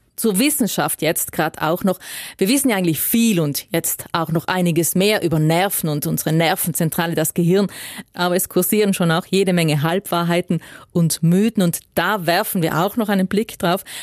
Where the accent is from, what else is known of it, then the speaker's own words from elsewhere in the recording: South Tyrol, Trentino-Alto Adige, Italy; bei uns in Südtirol